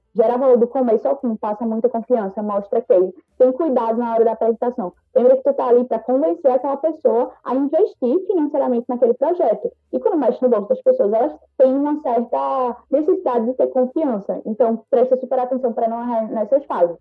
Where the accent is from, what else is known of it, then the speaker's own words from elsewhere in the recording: Recife, Pernambuco, Brazil; Pelo sotaque, talvez vocês já reconheçam que eu sou de Recife